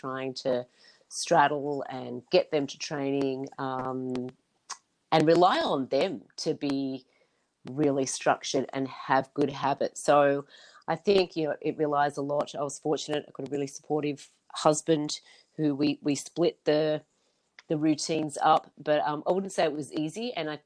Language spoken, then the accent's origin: English; New South Wales, Australia; I grew up in New South Wales